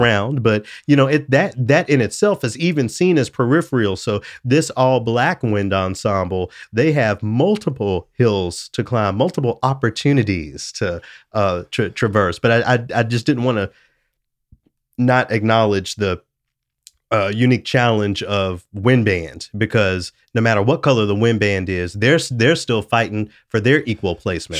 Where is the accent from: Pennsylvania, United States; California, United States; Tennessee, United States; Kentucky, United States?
Tennessee, United States; Memphis; growing up in Memphis, a home of the blues